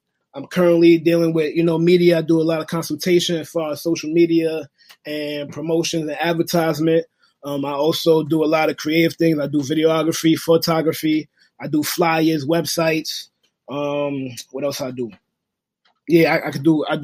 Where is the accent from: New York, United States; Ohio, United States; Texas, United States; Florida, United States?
New York, United States; New York City; I'm from Brooklyn, New York